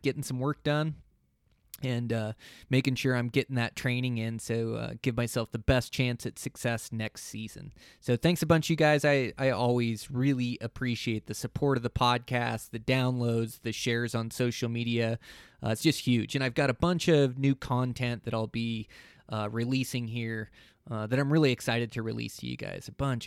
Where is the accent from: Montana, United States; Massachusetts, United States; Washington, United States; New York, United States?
Montana, United States; my home state of Montana